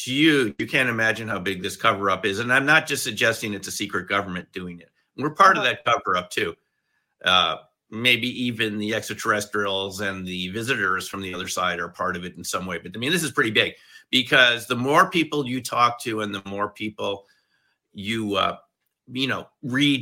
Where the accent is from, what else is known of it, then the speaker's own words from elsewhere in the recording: Westchester, New York, United States; I grew up in Westchester.